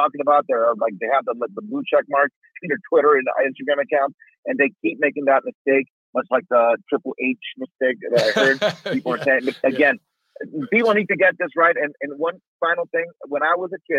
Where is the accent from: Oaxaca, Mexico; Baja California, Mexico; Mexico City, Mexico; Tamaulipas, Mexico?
Baja California, Mexico; Tijuana; moved away; I grew up in Tijuana, I have a lot of friends there